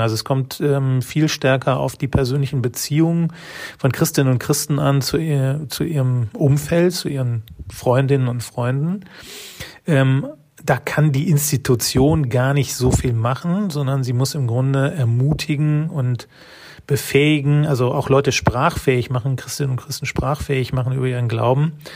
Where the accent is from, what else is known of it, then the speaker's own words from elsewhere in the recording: North Rhine-Westphalia, Germany; ich bin in einem westfälischen Dorf groß geworden